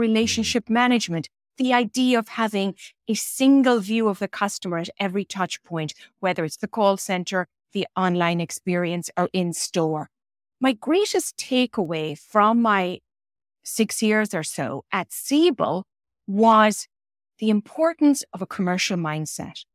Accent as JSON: {"language": "English", "country": "Ireland", "tie": "born or raised there", "also_born_or_lived": "Coleraine, Northern Ireland", "moved": "as an adult", "lives_now": "New York, United States", "said": "growing up in Ireland in the area, era when I grew up"}